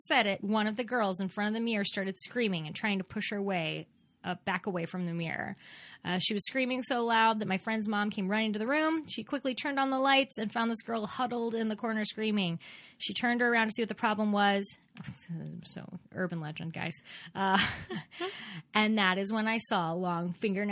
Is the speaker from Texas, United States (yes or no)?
yes; Texas, United States; I'm from Texas